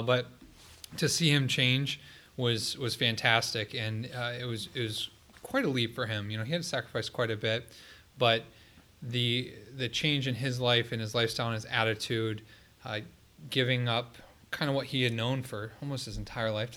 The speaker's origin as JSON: {"language": "English", "town": "Columbus", "region": "Ohio", "country": "United States", "tie": "born or raised there", "said": "I grew up here in Columbus, went to Columbus Academy"}